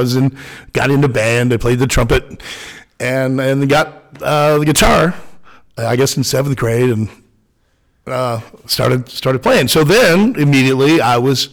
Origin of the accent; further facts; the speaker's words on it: Baldwin City, Kansas, United States; I grew up in Baldwin, Kansas, just south of here